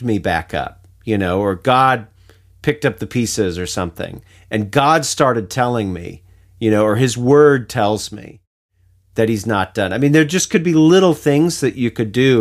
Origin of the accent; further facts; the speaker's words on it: United States; being an American